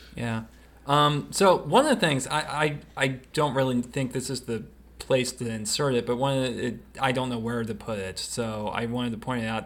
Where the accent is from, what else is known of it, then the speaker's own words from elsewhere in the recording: the South, United States; we're from the South